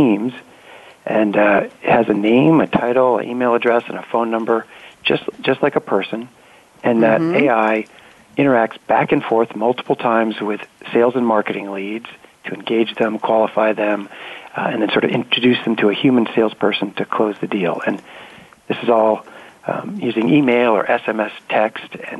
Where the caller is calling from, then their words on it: Silicon Valley, California, United States; I'm calling in from Silicon Valley, California, which is where our Conversica is based